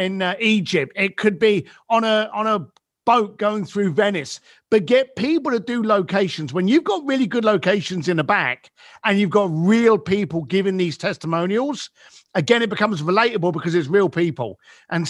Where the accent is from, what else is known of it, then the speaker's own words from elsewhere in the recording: United Kingdom; I'm British for a start. So, you know, we were born on sarcasm.